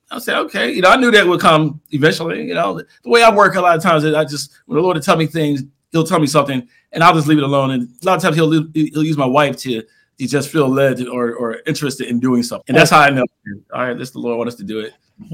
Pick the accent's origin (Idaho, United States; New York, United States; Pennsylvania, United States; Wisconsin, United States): Pennsylvania, United States; Philadelphia; now in Arizona, United States; We came out here in 2007, we're from Philadelphia to Arizona